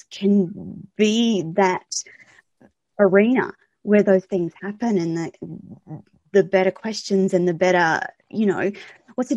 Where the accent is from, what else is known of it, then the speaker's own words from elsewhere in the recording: Australia; I'm Australian